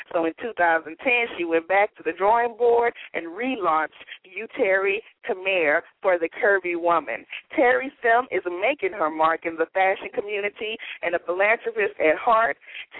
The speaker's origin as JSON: {"language": "English", "region": "the South", "country": "United States", "tie": "born or raised there", "said": "Because I'm from the South, and I always tell people growing up in the South, you know, I never thought anything was wrong with me in the South."}